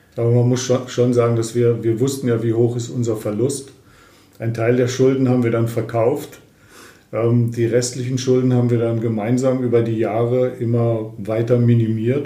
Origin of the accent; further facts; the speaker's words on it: Lendringsen, North Rhine-Westphalia, Germany; moved away as an adult; also born or lived in Fulda; ich bin 1958 äh, in Lendringsen im Sauerland geboren und dann äh, mit 20, also 1978, zum Studium nach Fulda gekommen